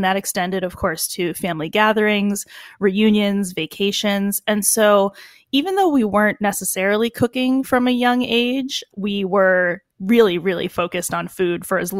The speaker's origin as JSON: {"language": "English", "town": "Boston", "region": "Massachusetts", "country": "United States", "tie": "born or raised there", "said": "we grew up here in Boston with everything being centered around food."}